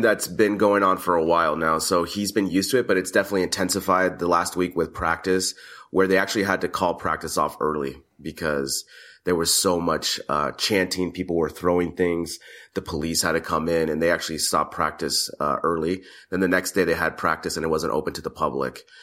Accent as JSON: {"language": "English", "country": "United States", "said": "first I'm a American."}